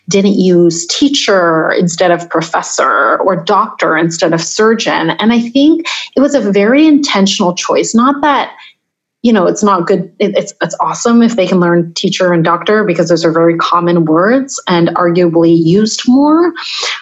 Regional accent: Taiwan; I'm from Taiwan

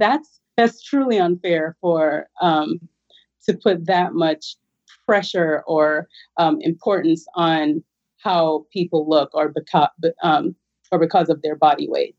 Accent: Jamaica; moved away; I'm originally from Jamaica.

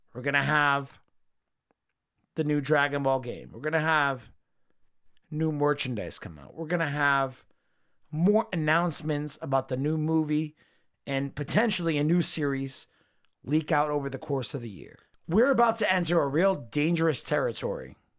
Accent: United States; I'm from America

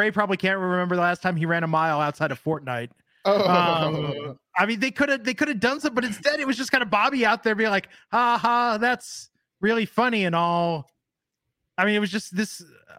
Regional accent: Ohio, United States; I was born in Ohio.

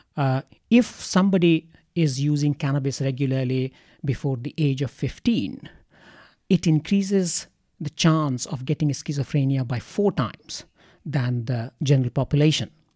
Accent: Ranchi, Jharkhand, India; moved away as an adult; also born or lived in Kanke; now in Australia; I come from India and, uh, I come from, uh, uh, a city, uh, but, uh, uh, me and my family have house in the outskirts of that city. And that city is called Ranchi.

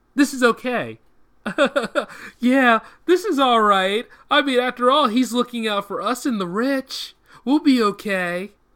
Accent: United States; as an American

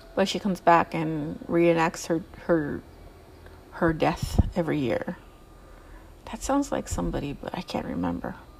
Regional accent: Southern California, United States; I'm from California. I'm from Southern California. I'm not from Northern California

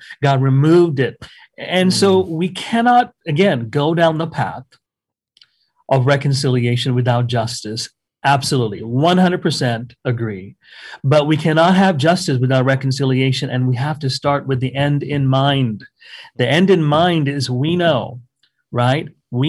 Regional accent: Canada; I just tell them, hey, man, I'm Canadian. I can't vote.

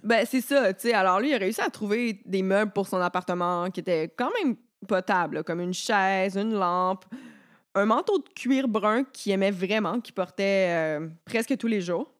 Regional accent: Quebec, Canada; j'ai été élevée au Québec

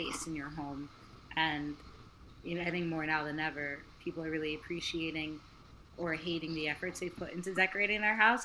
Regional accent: California, United States; also born or lived in Kenya; now in Los Angeles, United States; I'm California born and raised, but I'm first generation American

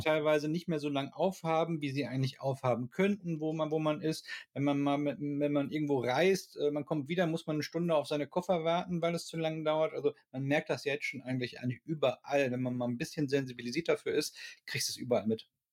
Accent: Ruhr area, North Rhine-Westphalia, Germany; ich komme aus dem Ruhrgebiet

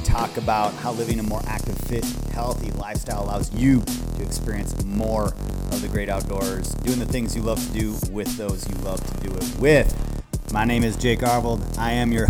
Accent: Wisconsin, United States; just a little country bumpkin from Wisconsin

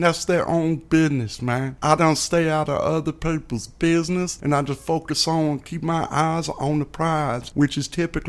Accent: Chicago, Illinois, United States; I grew up in the inner city of Chicago, man. And it's a godsend that I'm still here with all the gun violence I grew up around.

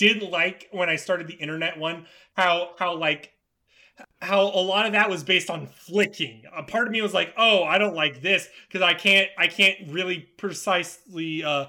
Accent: Florida, United States; I'm from Florida

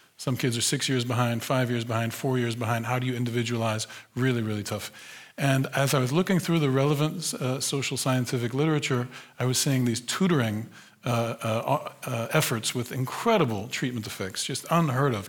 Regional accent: United States; moved away as an adult; now in Netherlands; I grew up in the United States. I was born in nineteen seventy in a different America

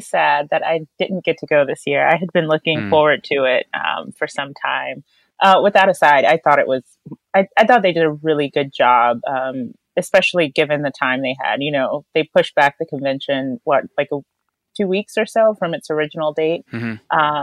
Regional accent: North Carolina, United States; And personally, I'm from North Carolina.

